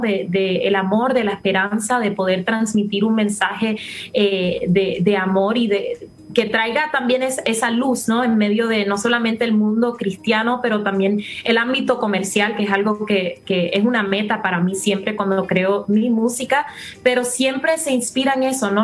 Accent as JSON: {"language": "Spanish", "country": "Puerto Rico", "tie": "born or raised there", "also_born_or_lived": "Miami", "accent": "Puerto Rican", "said": "si no notan mi acento, es más puertorriqueño que nada, porque allí viví toda mi vida."}